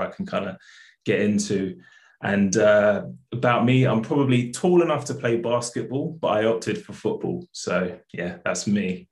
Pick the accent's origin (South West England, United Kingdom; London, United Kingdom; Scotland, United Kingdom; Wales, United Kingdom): London, United Kingdom; I grew up in South London